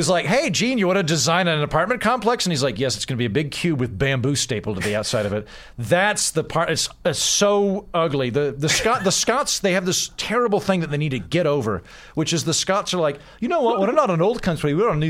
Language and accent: English; Oklahoma, United States; accent: okie; also born or lived in Scotland; where are you from? I was like, Oklahoma.